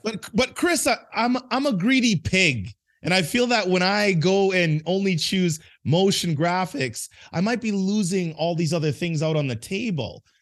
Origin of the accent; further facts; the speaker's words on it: Edmonton, Alberta, Canada; moved away; I grew up in a place called Edmonton, Alberta, Canada